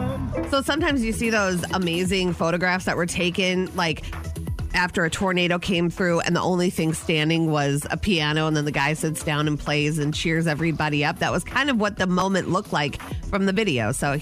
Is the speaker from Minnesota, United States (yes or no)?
yes; Anoka, Minnesota, United States; I was raised in the Halloween capital of the world.